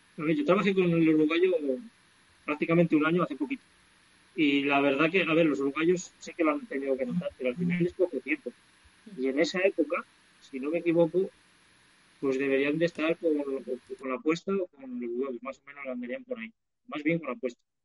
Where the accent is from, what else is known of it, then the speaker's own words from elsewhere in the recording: Valseco, Castile and León, Spain; also born or lived in La Cueta, Babia, León; mi pueblo de toda la vida se llama Balseto, que es un pueblecín que está a 45 minutos de aquí, que pertenece un Bierzo Alto